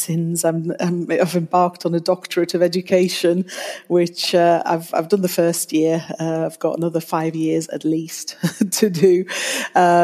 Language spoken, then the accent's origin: English; Luxembourg; moved away as an adult; also born or lived in Italy / Bradford, Yorkshire, United Kingdom; now in Yorkshire, United Kingdom; I'm Italian and German, actually, but I grew up in Luxembourg. We moved there when I was 2 years old